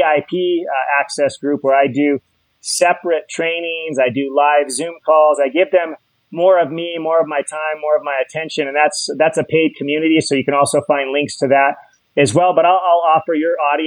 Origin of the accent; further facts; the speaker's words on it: Hawaii, United States; I'm from Hawaii